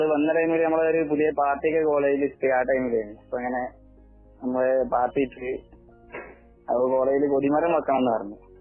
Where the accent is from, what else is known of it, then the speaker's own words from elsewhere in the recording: Malappuram, Kerala, India; ഇന്നോട് ഇവിടെ സ്ഥലം ചോദിച്ചു മലപ്പുറം